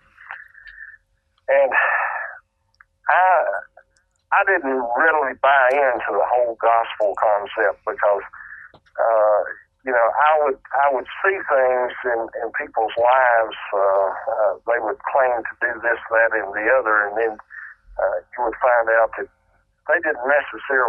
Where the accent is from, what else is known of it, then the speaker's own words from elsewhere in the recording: North Carolina, United States; I was raised in the Bible Belt in North Carolina